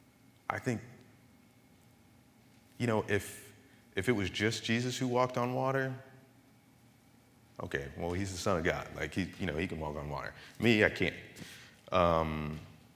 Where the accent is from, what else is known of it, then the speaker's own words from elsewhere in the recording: Marionville, Missouri, United States; moved away as an adult; also born or lived in Virginia; I was actually born in Missouri, a town called Marionville